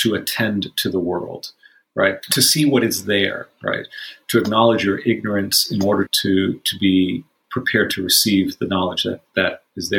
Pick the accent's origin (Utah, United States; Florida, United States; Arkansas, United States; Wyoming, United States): Florida, United States; Miami; I grew up in Miami